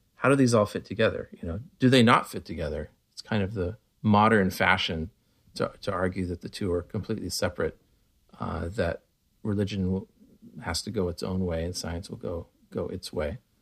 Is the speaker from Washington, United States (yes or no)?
yes; Connell, Washington, United States; also born or lived in Walla Walla, Washington; I was born in Walla Walla, Washington, we were the only Baha'is in, in our little town, uh, north of Walla Walla. Uh, Walla Walla is small enough. I grew up in Connell